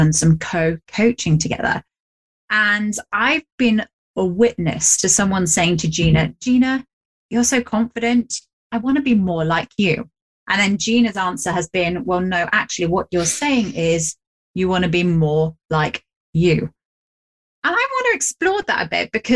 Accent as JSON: {"language": "English", "region": "England", "country": "United Kingdom", "said": "me, being English"}